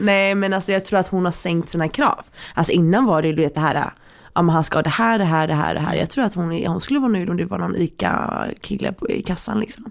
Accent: Sweden; vi är födda i Sverige. Mm. Vi är väldigt försvenskade.

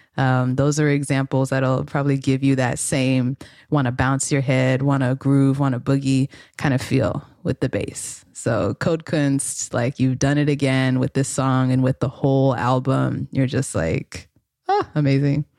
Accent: Los Angeles, California, United States; grew up in L A, my hometown

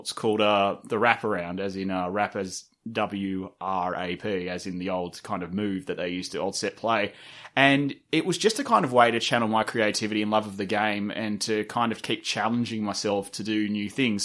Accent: Sydney, New South Wales, Australia; I'm from Sydney, but, and I grew up in Russell Lee, which is a small suburb wedged between Drumoyne and Fivedok

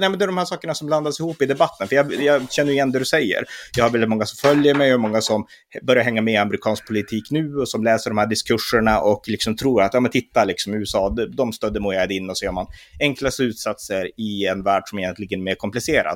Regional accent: Sweden

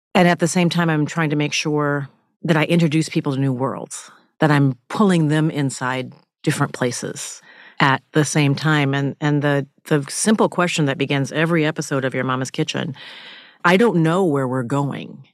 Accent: Minnesota, United States; I grew up in Minnesota and spending summers in Alabama where my father was from

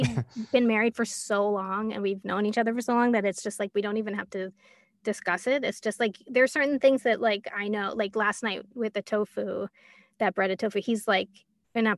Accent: Larchmont, New York, United States; now in Westchester, United States; I grew up in Larchmont, New York, which is north of New York on the Long Island Sound

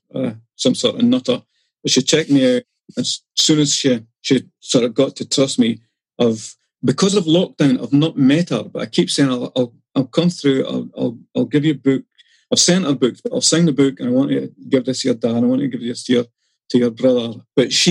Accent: Dundee, Scotland, United Kingdom; I grew up in Dundee

